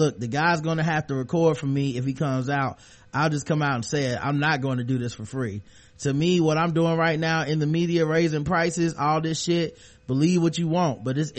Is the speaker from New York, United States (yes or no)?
yes; Brooklyn, New York, United States; He's from Brooklyn. I'm from Brooklyn. He deserves a fair trial.